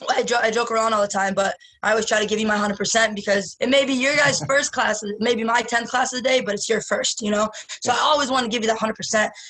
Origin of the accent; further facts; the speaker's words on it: Michigan, United States; Michigan baby.